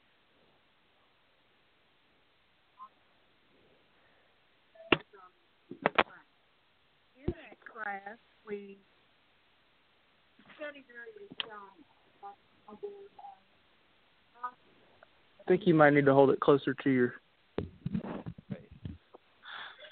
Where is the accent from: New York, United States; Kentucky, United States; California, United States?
Kentucky, United States; Greensburg; I grew up in Taylor County, Kentucky, in the Greensburg area